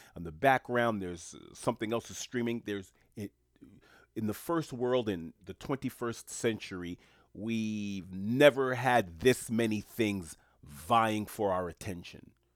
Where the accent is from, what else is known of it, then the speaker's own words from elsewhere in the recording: New York City, New York, United States; also born or lived in Haiti (ancestry); I'm born and raised in New York City